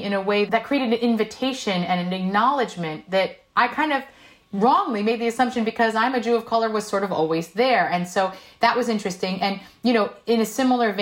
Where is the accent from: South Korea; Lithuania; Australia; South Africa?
South Korea; born or raised there; first language Korean; English is a second language; now in United States